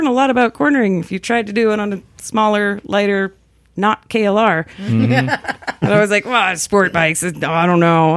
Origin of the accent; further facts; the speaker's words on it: the Bay Area, California, United States; I'm from the Bay Area, and it's dry